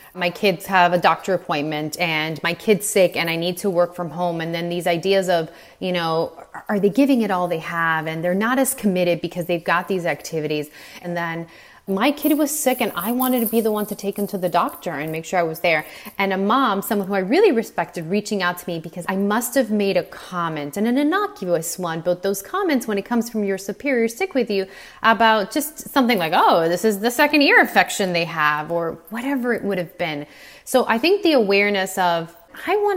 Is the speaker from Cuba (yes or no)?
yes; Cuba; moved away; I was born in Cuba, and my mother was born the year the revolution started